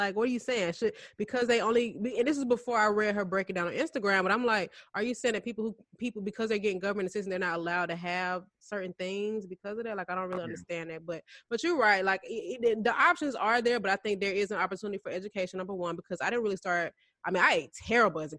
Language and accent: English; Atlanta area, Georgia, United States; the closest one to where I grew up is in Sandy Springs